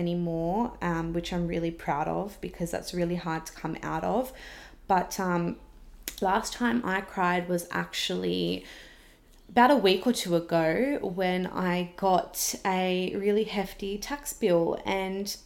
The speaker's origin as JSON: {"language": "English", "town": "Wollongong", "region": "New South Wales", "country": "Australia", "tie": "born or raised there", "lives_now": "Sydney, Australia", "said": "I was originally from Wollongong. It's where I've grown up"}